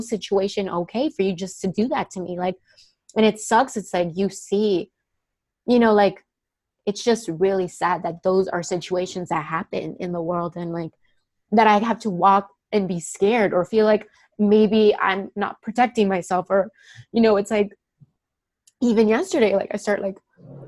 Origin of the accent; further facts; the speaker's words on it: Miami, Florida, United States; I'm like from Miami